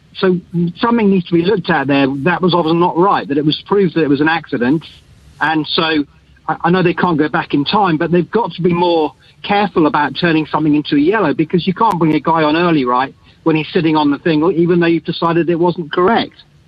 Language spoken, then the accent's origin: English; England, United Kingdom; now in Wellington, New Zealand; I'm English